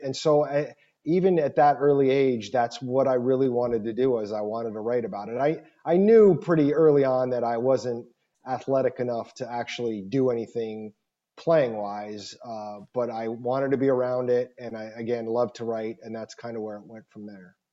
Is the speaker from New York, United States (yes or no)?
no; Scottsdale, Arizona, United States; also born or lived in Michigan; I'm from Scottsdale